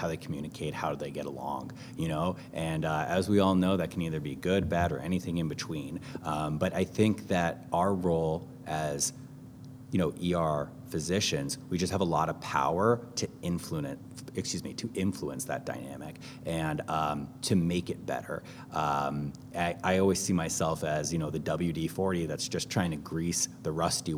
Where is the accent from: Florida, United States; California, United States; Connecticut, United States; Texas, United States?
Connecticut, United States; also born or lived in New York; now in New Orleans, United States; I am originally from Connecticut.